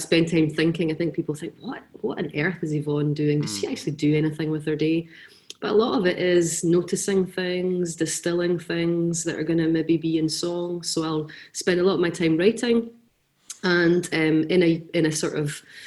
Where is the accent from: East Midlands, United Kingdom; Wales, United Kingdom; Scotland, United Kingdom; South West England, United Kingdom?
Scotland, United Kingdom; Quarriers Homes, Renfrewshire; now in Greenock, United Kingdom; I was raised in a really kind of unconventional home. My parents were house parents at a place called Quarriers Homes